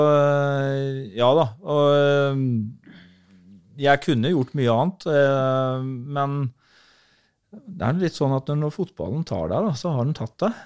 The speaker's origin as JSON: {"language": "Norwegian", "town": "Halden", "region": "Østfold", "country": "Norway", "tie": "born or raised there", "also_born_or_lived": "Sarpsborg", "said": "så dro jeg hjem til hjembyen min Halden"}